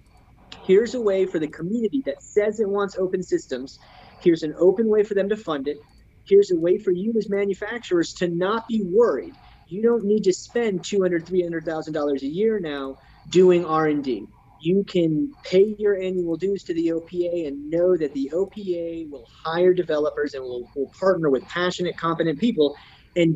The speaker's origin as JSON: {"language": "English", "country": "United States", "said": "I am an American"}